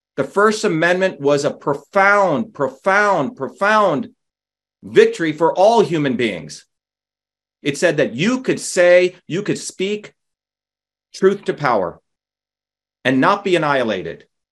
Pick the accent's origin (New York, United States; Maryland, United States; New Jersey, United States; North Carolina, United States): New Jersey, United States; I grew up in New Jersey. I grew up with everyday people